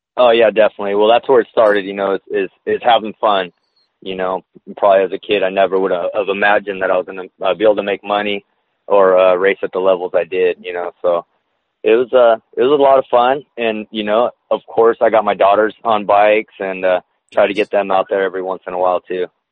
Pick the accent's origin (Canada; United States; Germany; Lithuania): United States; Glendale, California; I grew up in Glendale, California